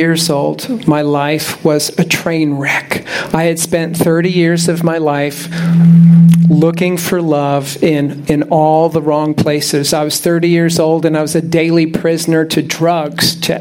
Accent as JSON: {"language": "English", "town": "Tampa", "region": "Florida", "country": "United States", "tie": "born or raised there", "also_born_or_lived": "Orlando area, Florida", "moved": "as an adult", "lives_now": "near Orlando, United States", "said": "I'm from Tampa. I grew up here. I spent most of my life here."}